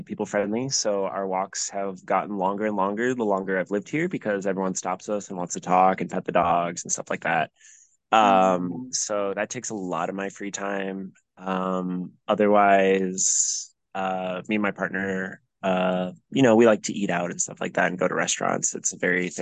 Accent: Madison, Wisconsin, United States; Growing up in Eakin Park, I like going to Tip Top Tavern

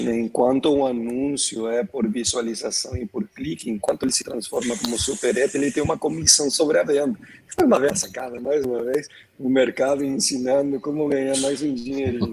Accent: Argentina; now in Brazil; Eu sou argentino mais brasileiro do mundo aqui

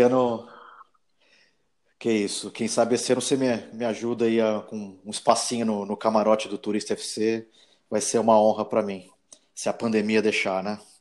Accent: Brazil; a gente como brasileiro

